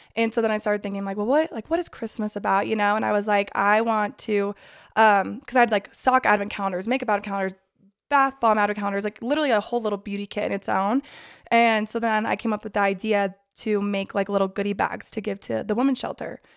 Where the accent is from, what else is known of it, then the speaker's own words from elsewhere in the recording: Draper, Utah, United States; I'm from Draper, Utah. Josie and I actually went to high school